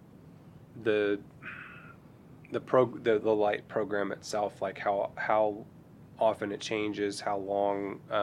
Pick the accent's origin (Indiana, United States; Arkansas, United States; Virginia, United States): Arkansas, United States; Fort Smith; I grew up in Arkansas. I grew up in Fort Smith